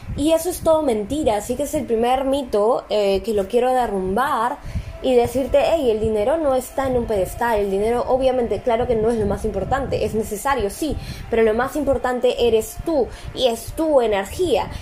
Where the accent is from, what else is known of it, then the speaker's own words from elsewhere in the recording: Peru; yo soy de Perú